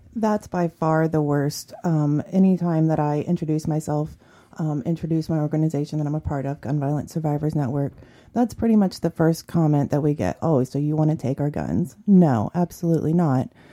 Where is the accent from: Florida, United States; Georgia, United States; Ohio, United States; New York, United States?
Ohio, United States; Columbus; growing up in the South End of Columbus, you know, it was, there was violence.